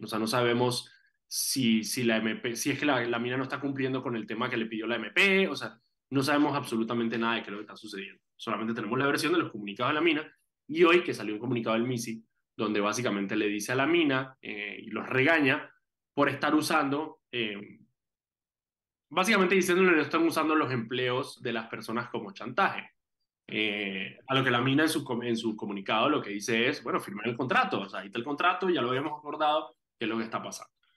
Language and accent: Spanish; Panama; aquí en Panamá